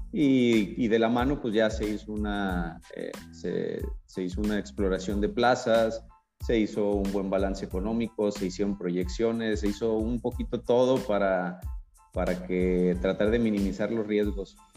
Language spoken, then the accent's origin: Spanish; Guadalajara, Jalisco, Mexico; moved away as an adult; now in La Paz, Mexico; yo soy de Guadalajara y cuando llegué acá a La Paz